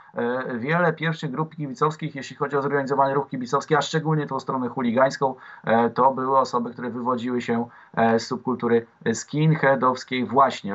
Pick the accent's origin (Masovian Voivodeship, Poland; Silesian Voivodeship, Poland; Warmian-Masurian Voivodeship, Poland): Masovian Voivodeship, Poland; Warsaw; jako dla młodego warszawiaka, w 12 roku życia